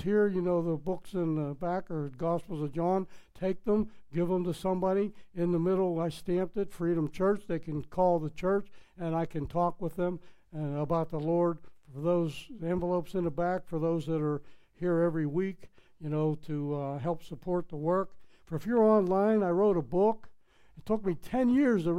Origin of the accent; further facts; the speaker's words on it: Pittsburgh, Pennsylvania, United States; accent: Pittsburgh; moved away as an adult; I'm from Pittsburgh, Pennsylvania. We have our slang. I tried to take it all out, but it's impossible. I spent 40-some years in Pittsburgh, you know. So that accent is in there.